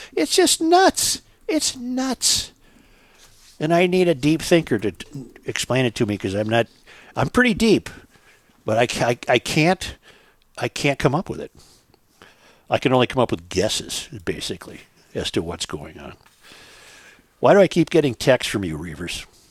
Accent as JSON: {"language": "English", "town": "Saint Paul", "region": "Minnesota", "country": "United States", "tie": "born or raised there", "said": "that's where I grew up in Saint Paul"}